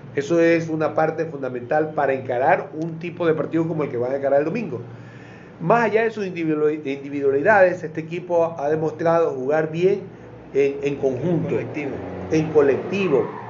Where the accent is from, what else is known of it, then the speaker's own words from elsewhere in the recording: Ecuador; Los ecuatorianos vamos a decir